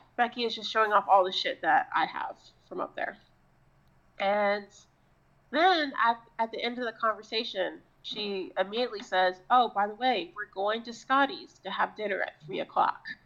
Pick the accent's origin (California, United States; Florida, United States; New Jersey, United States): Florida, United States; I'm also from Florida